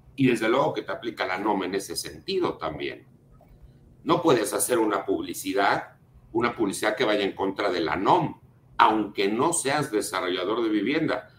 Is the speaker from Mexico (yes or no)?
yes; Mexico City, Mexico; soy de la Ciudad de México